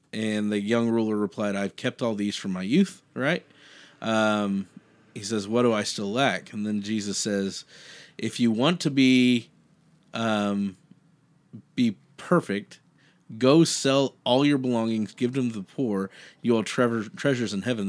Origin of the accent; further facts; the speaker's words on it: United States; being an American, being born in this country